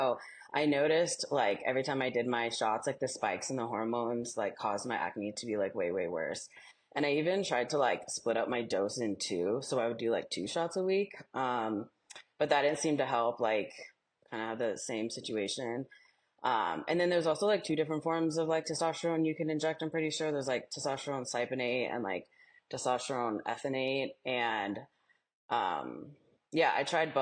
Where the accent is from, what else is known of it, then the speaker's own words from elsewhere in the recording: Denver, Colorado, United States; I am from Denver